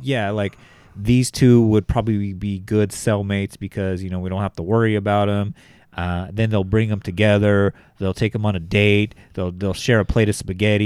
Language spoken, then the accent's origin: English; Bakersfield, California, United States; born in Bakersfield, uh, my hometown